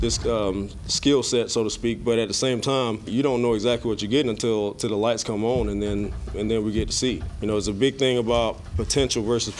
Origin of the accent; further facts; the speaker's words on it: Miami, Florida, United States; moved away; I'm born and raised in Miami, Florida